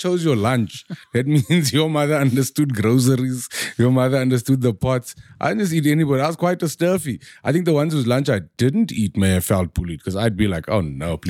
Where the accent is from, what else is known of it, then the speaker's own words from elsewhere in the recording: South Africa; I am more South African than anybody.